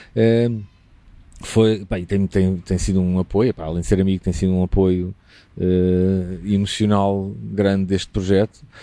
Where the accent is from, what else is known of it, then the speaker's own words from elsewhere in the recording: Lisbon, Portugal; moved away as an adult; also born or lived in Évora; now in Alentejo, Portugal; tenho raízes alentejanas, apesar de ser lisboeta